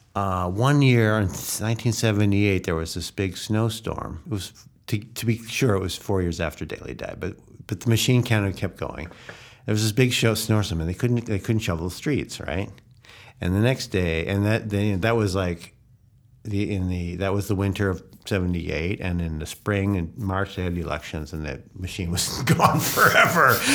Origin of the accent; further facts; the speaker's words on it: Evanston, Illinois, United States; moved away as an adult; now in Hungary; I grew up in Chicago. I grew up in Chica, uh, suburb of Chicago, Evanston